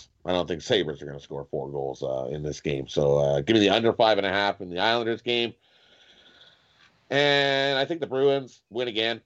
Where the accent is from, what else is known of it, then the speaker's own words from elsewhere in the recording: Canada; We're crazy Canucks from Canada, man. That's what we are. We're from Canada